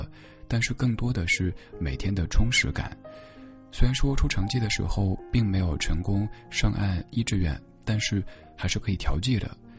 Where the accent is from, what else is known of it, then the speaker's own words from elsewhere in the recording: China; 他一开始不理解我们中国人怎么这么喜欢嗑瓜子儿